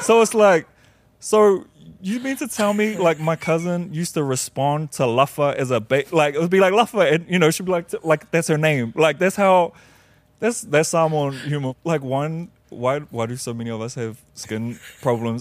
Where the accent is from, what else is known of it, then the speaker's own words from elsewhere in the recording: New Zealand; now in United States; I grew up in Aotearoa